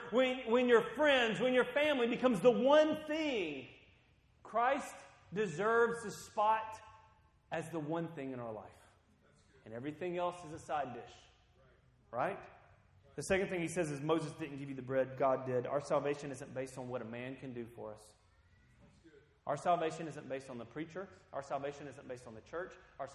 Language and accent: English; Guatemala; When I grew up and lived in Guatemala for part of my life, you know, they had corn tortillas with every meal.